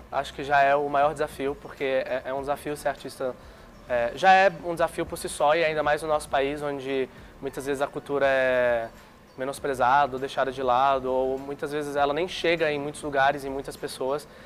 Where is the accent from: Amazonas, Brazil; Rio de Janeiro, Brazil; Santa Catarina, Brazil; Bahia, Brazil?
Santa Catarina, Brazil; Florianópolis; born there; also born or lived in Brasília / Fortaleza; Eu nasci em Floripa, mas na verdade sou meio nômade. Eu me considero meio que de Brasília e de Fortaleza, porque os meus pais são nordestinos.